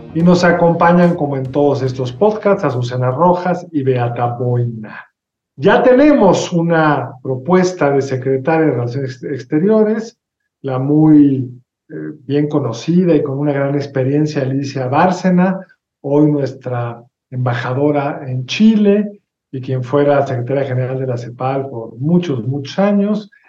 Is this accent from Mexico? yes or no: yes; Mexico